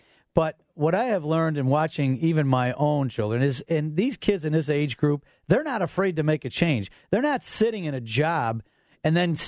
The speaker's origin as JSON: {"language": "English", "town": "Orland Park", "region": "Illinois", "country": "United States", "tie": "born or raised there", "said": "my hometown, Orland Park"}